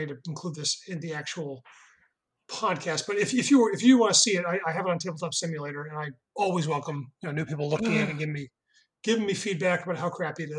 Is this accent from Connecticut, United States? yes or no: yes; Connecticut, United States; I grew up in Connecticut